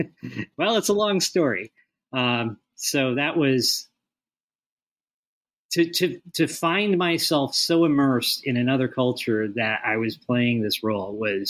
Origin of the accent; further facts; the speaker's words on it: Chicago, Illinois, United States; moved away as an adult; also born or lived in Beijing, China; I'm a kid from Chicago.